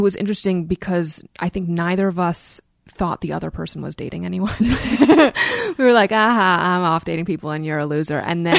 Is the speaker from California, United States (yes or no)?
no; New York City, New York, United States; I grew up in Brooklyn. Yeah. My parents are both visual artists.